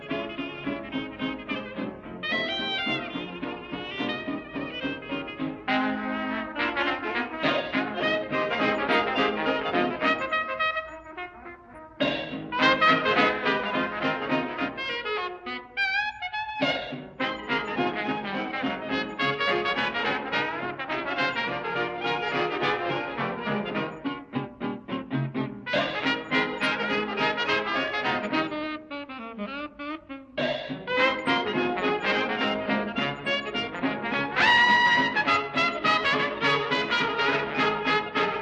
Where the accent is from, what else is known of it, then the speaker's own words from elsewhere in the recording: Maine, United States; I was born and raised